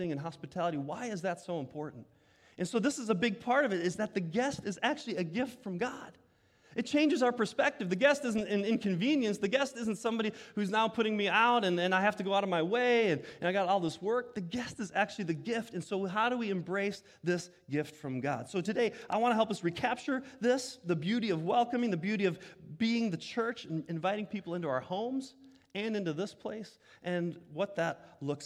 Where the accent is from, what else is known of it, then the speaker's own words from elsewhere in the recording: Sterling Heights, Michigan, United States; growing up in Sterling Heights, Michigan